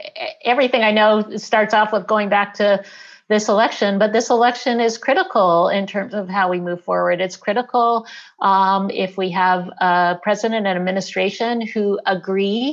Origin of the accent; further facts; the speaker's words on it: Selma, Alabama, United States; moved away; I was born in Selma, Alabama